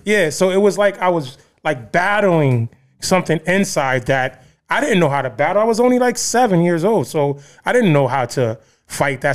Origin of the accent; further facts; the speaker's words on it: Bridgeport, Connecticut, United States; I grew up in Trumbull Gardens, the Terrace. uh, one of the, um, high crime, uh, places in Bridgeport.